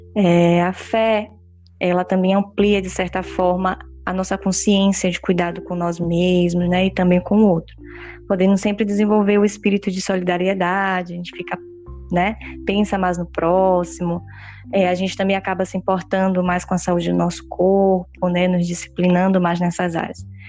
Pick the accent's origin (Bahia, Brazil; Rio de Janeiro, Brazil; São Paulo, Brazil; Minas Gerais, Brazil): Bahia, Brazil; Salvador; Nós somos de Salvador